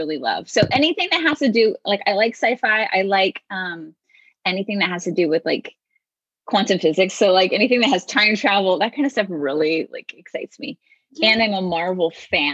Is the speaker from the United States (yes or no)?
yes; Hawaii, United States; now in Oregon, United States; I grew up in Hawaii